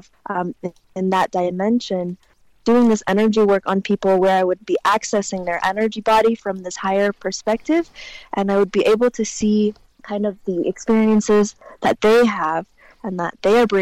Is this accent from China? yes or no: yes; China; I said, "I don't know, China."